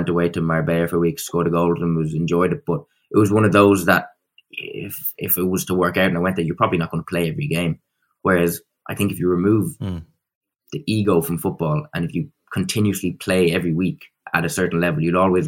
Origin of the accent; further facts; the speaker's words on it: Ireland; as an Irishman